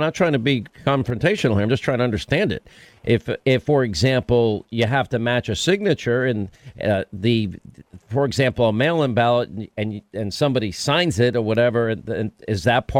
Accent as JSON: {"language": "English", "region": "New York", "country": "United States", "said": "I'm from New York"}